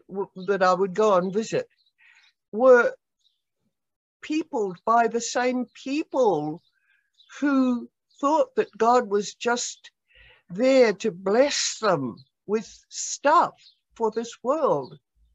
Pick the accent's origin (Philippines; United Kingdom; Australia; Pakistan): Australia; moved away as an adult; I must say it was a culture shock, even though I came from Australia.